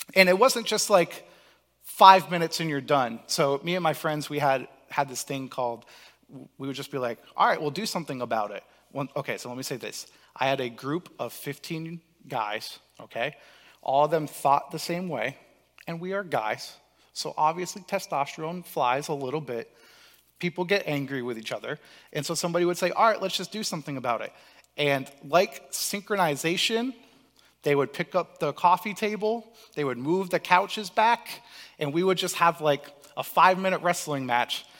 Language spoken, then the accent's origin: English; Cape Cod, Massachusetts, United States; I was blessed to grow up in Cape Cod